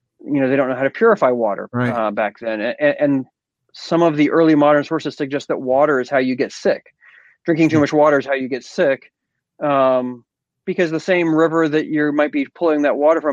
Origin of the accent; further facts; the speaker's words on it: Florida, United States; I grew up in Florida.